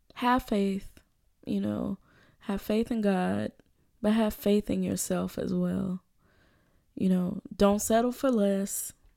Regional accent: Birmingham, Alabama, United States; born or raised there; moved away as an adult; also born or lived in Louisville, Kentucky; now in Chicago, United States

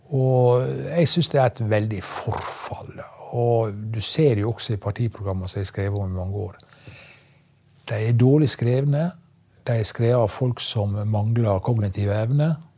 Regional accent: Ørsta, Møre og Romsdal, Norway; hjemme i Ørsta, i Vartdal, der er lakseoppdrett

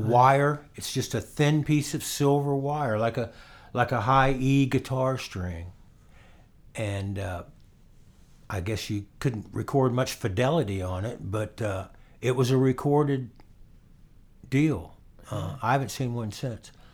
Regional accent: Orlando, Florida, United States; also born or lived in Winter Park, Florida; I lived in Winter Park, but I was born in Orlando

